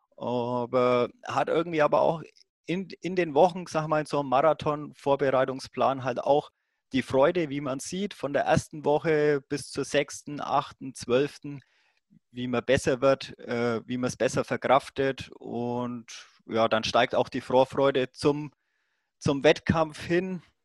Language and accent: German; Roth, Bavaria, Germany; accent: Franconian; ich komme ja dann aus der Gegend von Rot. Rot, dieses Triathlon-Mekka